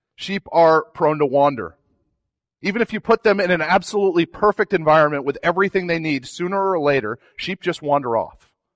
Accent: New England, United States; I'm from New England

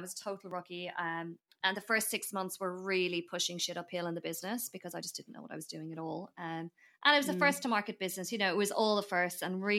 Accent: Ireland; moved away as an adult; now in Australia; So I am obviously originally from Ireland, for anyone who you know, one day I feel like I'll say that and people go, no way, you sound Australian. So I arrived in Australia 10 years ago this year

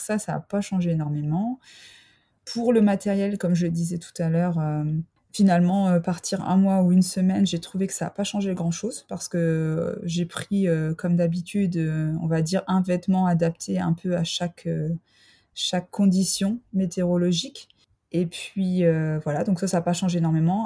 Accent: France; also born or lived in Freiburg, Germany / Mulhouse, Alsace; je suis française

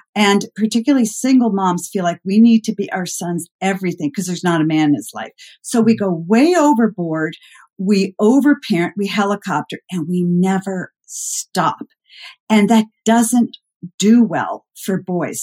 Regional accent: Concord, Massachusetts, United States; moved away as an adult; also born or lived in Midwest; I grew up uh, outside of Boston in a very mm-hmm. historic mm-hmm. place called Concord, Mass

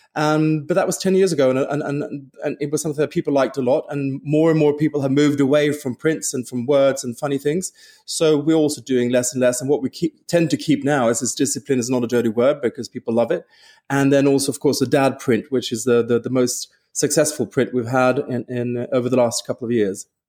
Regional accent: Stockholm, Stockholm County, Sweden; moved away; also born or lived in London / Paris; I'm from Stockholm

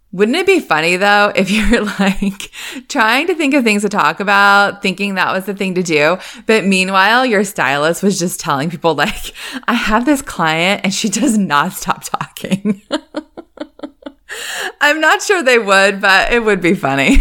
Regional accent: Northeast, United States; moved away; I grew up in the Northeast

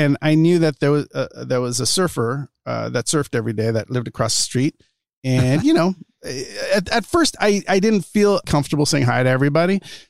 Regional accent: Los Angeles, California, United States; I grew up in East LA, and, you know, right near Montebello.

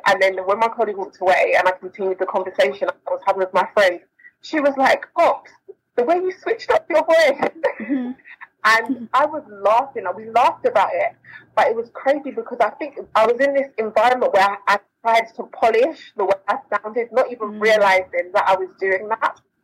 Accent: London, United Kingdom; I was born, born and raised in London, um, South London

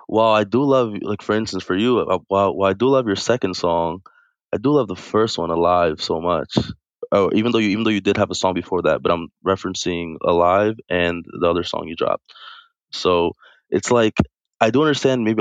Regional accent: Brooklyn, New York, United States; also born or lived in Pennsylvania / Bronx; Yeah, most of my life, yeah, moved moved around Pennsylvania, Bronx, uh, Brooklyn.

